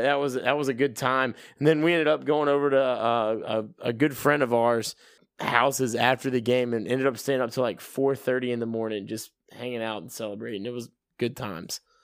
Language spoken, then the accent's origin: English; thirty minutes from Georgia Southern, United States; I grew up thirty minutes away from Georgia Southern